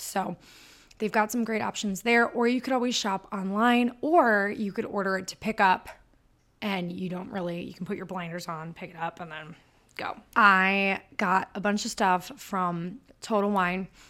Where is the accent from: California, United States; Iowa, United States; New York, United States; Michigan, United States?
Michigan, United States; accent: super northern; I'm from Michigan, if you can't tell by my super northern accent.